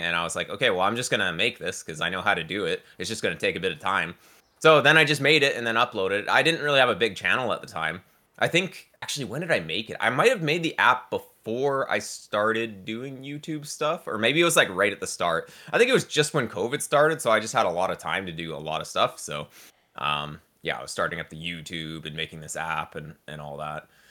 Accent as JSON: {"language": "English", "town": "Victoria", "region": "British Columbia", "country": "Canada", "tie": "born or raised there", "also_born_or_lived": "Burnaby", "said": "I moved here when I was, like, six months old. So, yeah, I've been here pretty much my entire life"}